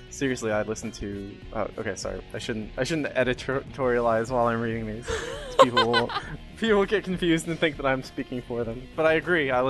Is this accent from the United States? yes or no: no; Australia; First, as an Australian, we do eat kangaroos.